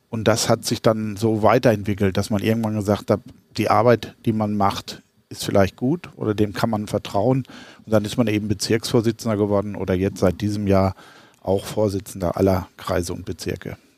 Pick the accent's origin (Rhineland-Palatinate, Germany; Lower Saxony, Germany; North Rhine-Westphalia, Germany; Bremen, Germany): North Rhine-Westphalia, Germany; Arnsberg; born there; moved away as an adult; now in Middle Franconia, Germany; Also ich bin Jahrgang 1958, also nicht mehr der Jüngste, geboren in Arnsberg in Westfalen, falls die, die den mittelfränkischen Dialekt etwas äh, vermissen. Bin seit 1982 jetzt in Mittelfranken